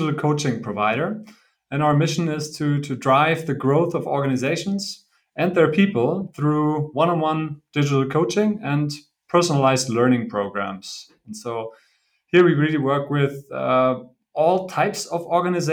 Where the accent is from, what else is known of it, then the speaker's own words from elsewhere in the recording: Bochum, North Rhine-Westphalia, Germany; moved away as an adult; also born or lived in Italy / China; now in Berlin, Germany; I'm originally from the Ruhr area in Germany, from Bochum. Grew up there